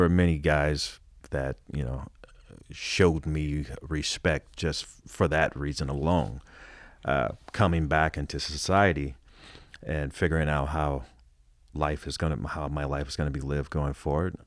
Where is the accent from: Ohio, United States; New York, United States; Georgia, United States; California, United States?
California, United States; Los Angeles; I grew up in Hollywood.